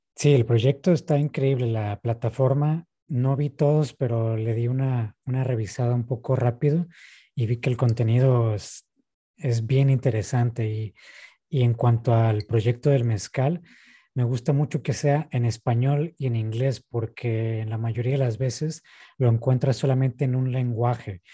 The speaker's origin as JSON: {"language": "Spanish", "region": "northern Mexico", "country": "Mexico"}